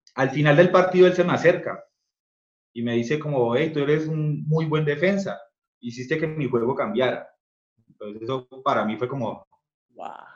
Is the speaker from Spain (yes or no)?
no; Colombia; soy colombiano